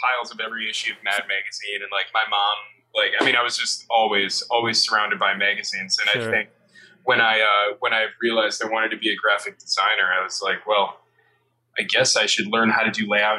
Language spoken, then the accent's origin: English; Waukesha, Wisconsin, United States; also born or lived in Milwaukee, Wisconsin / New Berlin, Wisconsin; now in New York, United States; most of my growing up I did was in, out in Waukesha, Wisconsin